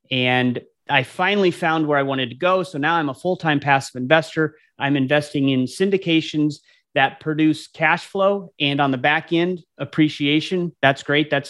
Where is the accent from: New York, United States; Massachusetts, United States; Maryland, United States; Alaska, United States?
Alaska, United States; Anchorage; now in Columbus, United States; I grew up in Anchorage, Alaska, but I ended up uh, coming to Columbus, Ohio, where I, where I live now.